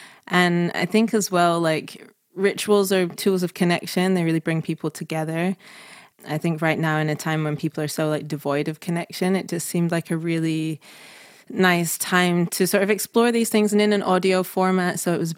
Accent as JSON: {"language": "English", "town": "Manchester", "region": "North West England", "country": "United Kingdom", "tie": "born or raised there", "also_born_or_lived": "Scotland", "said": "I mean, I grew up in Manchester, then in Scotland"}